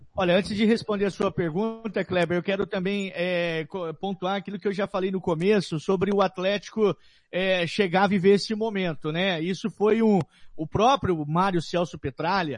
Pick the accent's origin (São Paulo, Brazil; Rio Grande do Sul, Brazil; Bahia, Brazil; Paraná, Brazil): Paraná, Brazil; also born or lived in Londrina; como paranaense vou torcer para o clube do meu estado